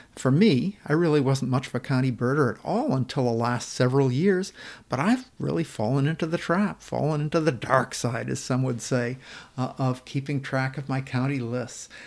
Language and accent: English; Maine, United States; moved away as an adult; I grew up in Maine